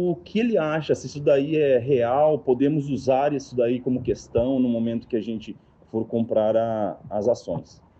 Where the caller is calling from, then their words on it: Campinas, São Paulo, Brazil; Aqui quem está falando é o Lucas. É, somos aqui do interior de São Paulo, Campinas.